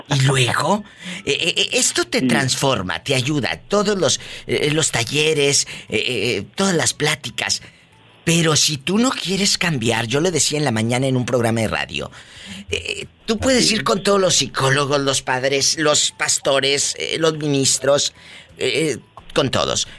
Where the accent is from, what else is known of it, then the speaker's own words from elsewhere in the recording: Matamoros, Tamaulipas, Mexico; Matamoros, Tamaulipas, mi tierra